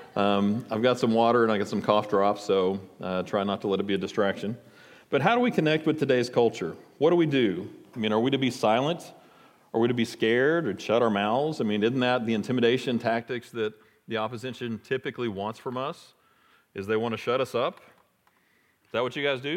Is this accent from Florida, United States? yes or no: no; Irving, Texas, United States; I grew up in Irving, not too far from here